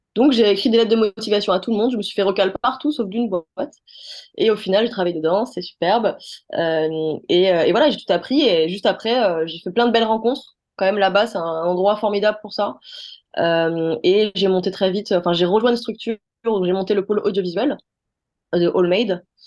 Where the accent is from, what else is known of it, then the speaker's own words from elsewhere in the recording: Les Mureaux, Île-de-France, France; also born or lived in Paris; Je viens des Mureaux